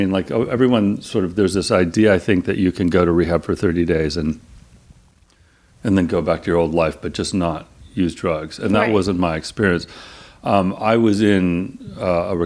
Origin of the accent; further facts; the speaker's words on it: Claremont, California, United States; I grew up in Claremont, which is like 30 miles east of here.